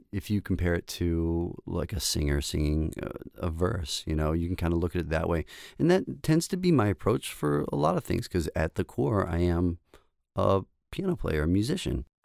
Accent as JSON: {"language": "English", "town": "Baltimore", "region": "Maryland", "country": "United States", "also_born_or_lived": "Saint Paul, Minnesota", "said": "I'm from Baltimore, Maryland, so East Coast to the West, or the Midwest is where, you know, I went to school."}